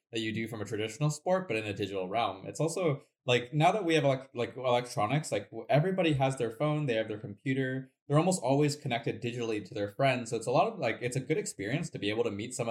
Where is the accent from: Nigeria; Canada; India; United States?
United States; also born or lived in Shanghai / Beijing / Wuhan; growing up in America